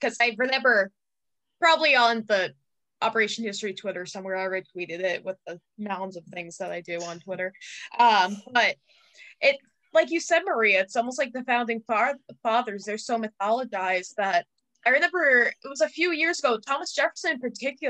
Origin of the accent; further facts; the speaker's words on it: Ireland; And I'm like, I am so Irish, I completely disagree.